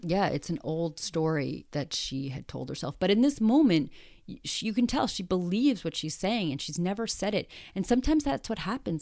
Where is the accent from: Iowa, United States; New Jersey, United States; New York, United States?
New York, United States; also born or lived in Los Angeles; I am a New Yorker